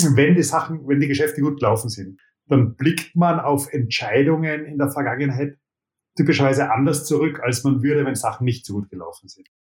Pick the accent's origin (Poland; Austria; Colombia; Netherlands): Austria; Und ich bin Österreicher